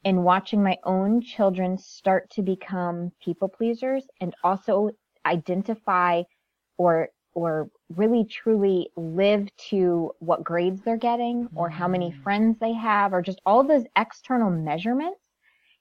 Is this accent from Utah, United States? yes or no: no; Connecticut, United States; I'm first generation American. Born and raised in Connecticut, very small town